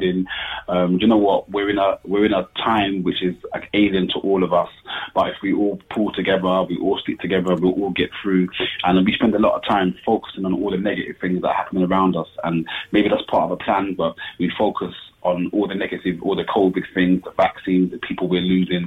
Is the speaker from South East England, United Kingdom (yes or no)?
yes; Kent, South East England, United Kingdom; me growing up in Kent